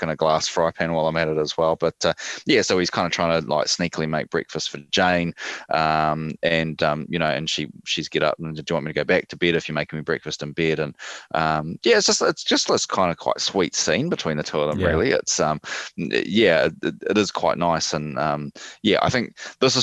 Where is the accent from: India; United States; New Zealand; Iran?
New Zealand; I kind of like the whole thing of like being a Kiwi